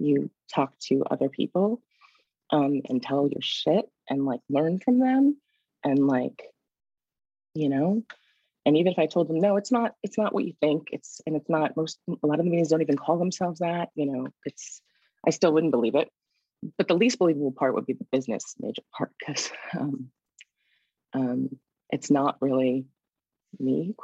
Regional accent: Washington, D.C. area, a suburb in Northern Virginia, United States; I'm originally from the Washington, D.C. area, a suburb in Northern Virginia.

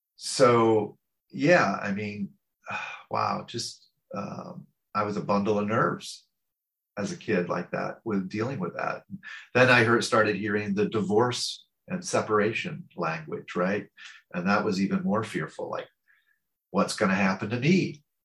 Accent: St. Louis, Missouri, United States; I'm American. I was born in the Midwest of the United States um, in a city called St. Louis

